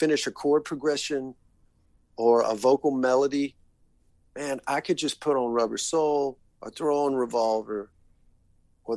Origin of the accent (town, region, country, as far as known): Macon, Georgia, United States; born or raised there